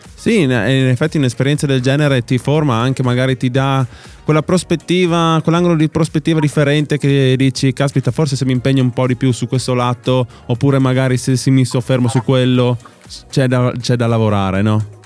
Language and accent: Italian; Alta Carnia, Friuli-Venezia Giulia, Italy; noi siamo dell'Alta Carnia, Alto Friuli